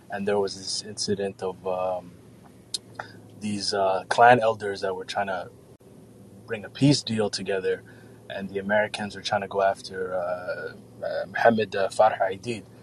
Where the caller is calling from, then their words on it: Mogadishu, Banaadir, Somalia; I'm calling actually live from Mogadishu, Somalia.